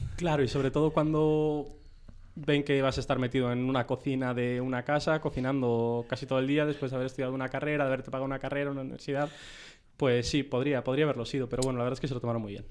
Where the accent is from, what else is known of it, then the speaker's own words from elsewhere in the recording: Vigo, Galicia, Spain; moved away as an adult; now in Madrid, Spain; yo de Vigo y nos conocimos al llegar a Madrid